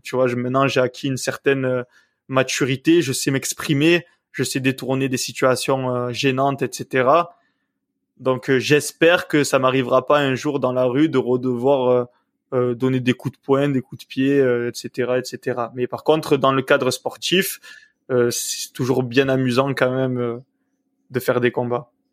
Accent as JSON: {"language": "French", "town": "Septèmes-les-Vallons", "region": "Provence-Alpes-Côte d'Azur", "country": "France", "tie": "born or raised there", "also_born_or_lived": "Puyricard", "said": "je suis né à Puricard et j'ai vécu toute ma vie à Septem"}